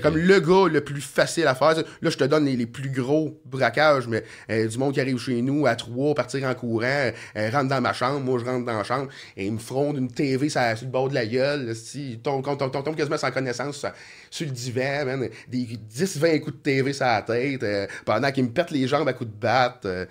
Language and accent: French; Sorel-Tracy, Quebec, Canada; je suis né à Sorel, puis je vais, je crever à Sorel